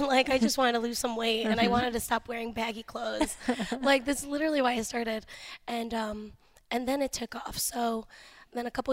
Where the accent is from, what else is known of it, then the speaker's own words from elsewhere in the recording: Cleveland, Ohio, United States; also born or lived in Youngstown, Ohio / Boardman, Ohio; I grew up, well, I'm born here in Cleveland. I ended up moving out to Youngstown. I lived in Boardman for a couple years. And then moved back here.